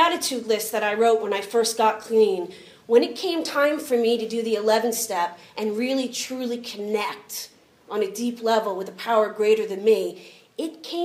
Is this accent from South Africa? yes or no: no; United States; I'm American